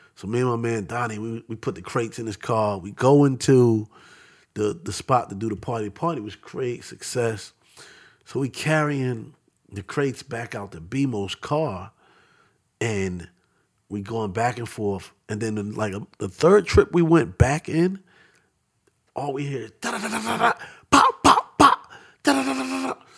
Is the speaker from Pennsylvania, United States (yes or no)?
yes; Philadelphia, Pennsylvania, United States; also born or lived in Bronx, New York / Queens, New York; I grew up in Southwest Philly